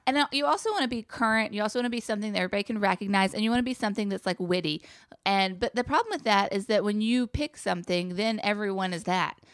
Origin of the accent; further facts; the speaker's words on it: Chapel Hill, North Carolina, United States; I come from Chapel Hill, North Carolina